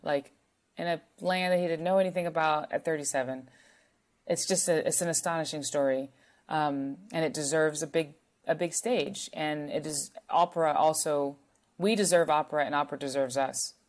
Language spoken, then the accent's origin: English; North Carolina, United States; I am from North Carolina